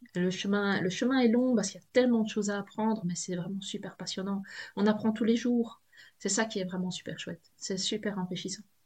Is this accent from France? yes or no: no; Belgium; accent: Belgian; je suis de Belgique, euh, je suis près de, près de la frontière française, un hein, peu loin de Maubeuge